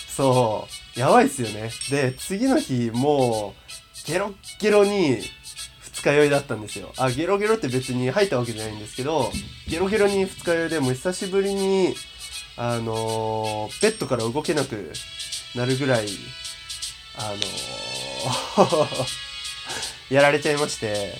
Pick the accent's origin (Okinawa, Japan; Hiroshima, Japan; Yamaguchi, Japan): Yamaguchi, Japan; 一応山口県出身なので、ちょっとだけイントネーションがおかしかったりとか、ちょっと方言が出たりすることも多々あるのではないかなと思ってるので